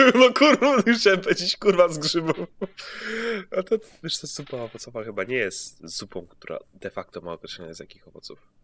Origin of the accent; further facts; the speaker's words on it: Greater Poland, Poland; ja jestem z wielkopolskiego